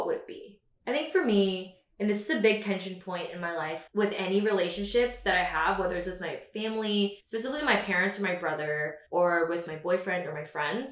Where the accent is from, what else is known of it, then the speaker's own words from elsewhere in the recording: Houston, Texas, United States; moved away as an adult; also born or lived in Katy, Texas / Austin, Texas; now in New York City, United States; I was born and raised in Houston, Texas by 2 immigrant parents